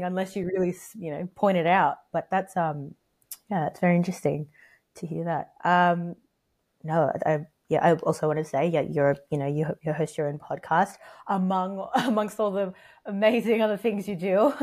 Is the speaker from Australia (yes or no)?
yes; Australia; accent: American/British mixture; I grew up here, and my parents. I mean, they're Filipino. I'm Filipino. I was yeah. born here